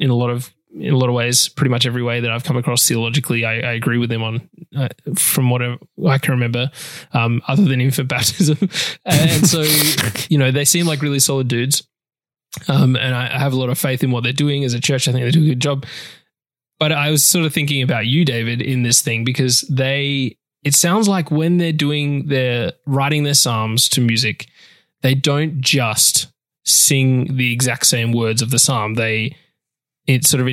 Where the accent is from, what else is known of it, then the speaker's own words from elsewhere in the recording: Australia; I'm Australian.